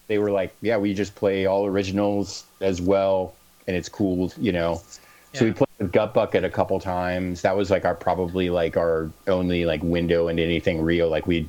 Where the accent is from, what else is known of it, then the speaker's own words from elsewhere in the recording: Clinton, Iowa, United States; I grew up in Clinton.